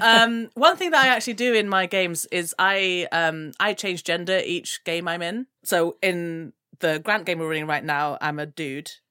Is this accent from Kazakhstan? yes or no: no; Gambia; I'm from the Gambia, which is way more on the west coast